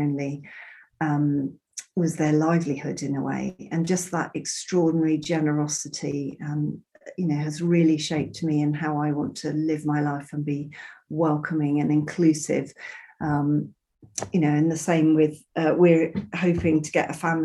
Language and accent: English; Bristol, South West England, United Kingdom; also born or lived in Zambia / Peru; Growing up in Bristol, you know, we had actors, creative people, artists